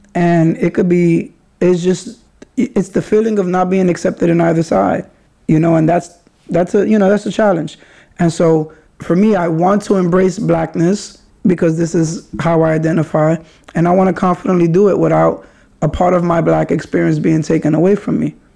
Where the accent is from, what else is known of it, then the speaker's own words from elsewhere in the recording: New York City, New York, United States; also born or lived in Kingsbridge, the Bronx; I also grew up in Highbridge and when I grew up in Highbridge it was like us was an insane amount of Latin Kings and Nietas in that area.